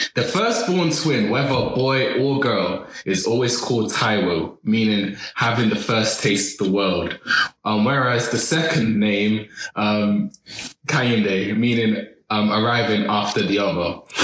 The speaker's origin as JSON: {"language": "English", "country": "Nigeria", "said": "As a Nigerian Yoruba"}